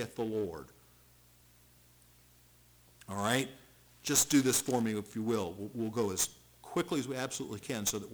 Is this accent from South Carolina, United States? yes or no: yes; Charleston, South Carolina, United States; I grew up in Charleston, South Carolina, and so I learned at an early age what hurricanes were